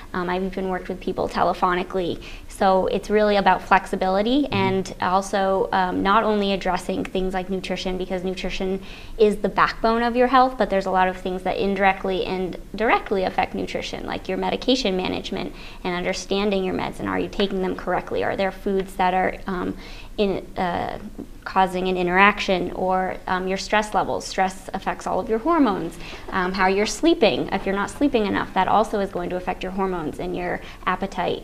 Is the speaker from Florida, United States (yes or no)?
no; New Hampshire, United States; moved away as an adult; also born or lived in Syracuse / Massachusetts; I'm from New Hampshire originally, grew up there